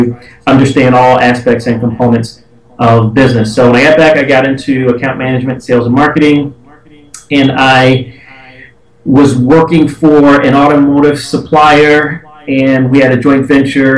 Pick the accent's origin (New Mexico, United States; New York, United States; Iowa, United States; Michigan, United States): Michigan, United States; Detroit; born and raised in Detroit